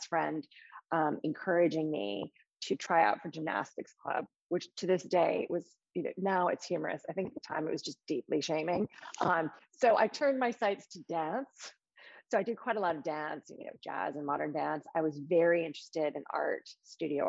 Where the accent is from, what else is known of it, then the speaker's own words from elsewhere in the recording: New York City, New York, United States; moved away as an adult; now in London, United Kingdom; I grew up in New York City with my parents and a younger sister